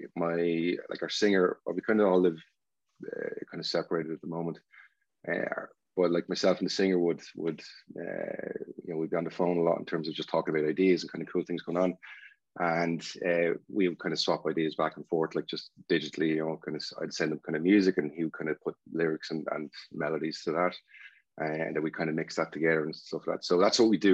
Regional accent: Drogheda, Leinster, Ireland; also born or lived in Duleek; I just grew up between like Dalík and Drogheda. Probably more on the Drogheda side

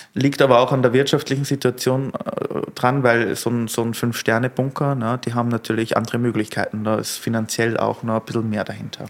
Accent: Austria; also born or lived in London; now in Berlin, Germany; bei uns in Österreich

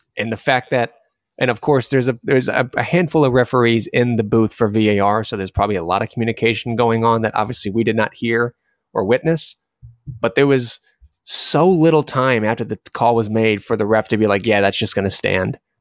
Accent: United States; us as American fans

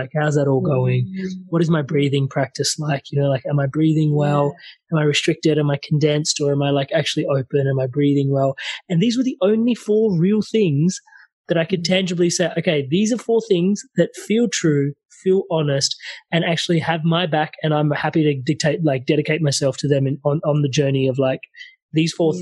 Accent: India; I'm Indian

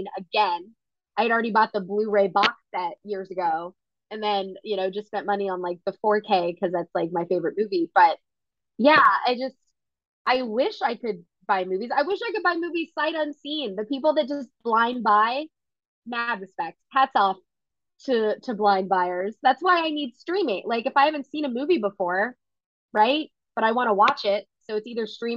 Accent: Atlanta, Georgia, United States; I grew up in Atlanta

